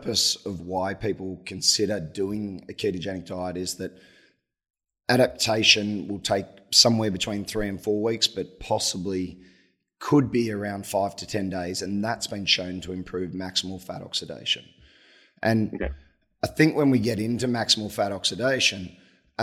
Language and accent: English; Australia; moved away; I'm Australian